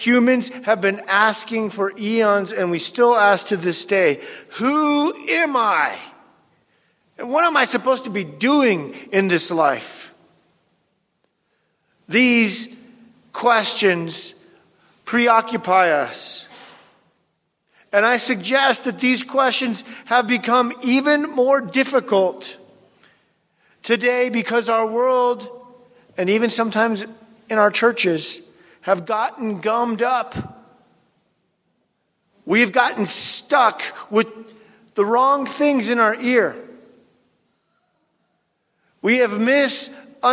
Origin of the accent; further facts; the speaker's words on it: near Seattle, Washington, United States; the town near where I grew up in Seattle, Washington